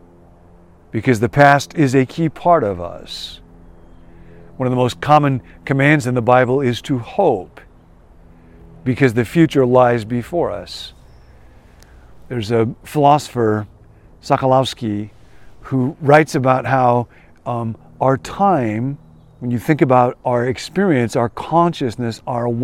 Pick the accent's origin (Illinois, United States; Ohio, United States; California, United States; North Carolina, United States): Illinois, United States; Rockford; moved away; I grew up in Rockford, and I will always love Rockford